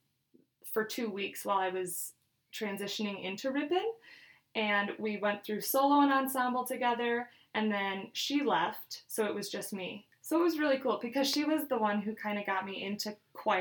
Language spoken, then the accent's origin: English; Ripon, Wisconsin, United States; also born or lived in Eau Claire, Wisconsin; I grew up in Ripon, Wisconsin, which is in the Fox Valley by Oshkosh, Appleton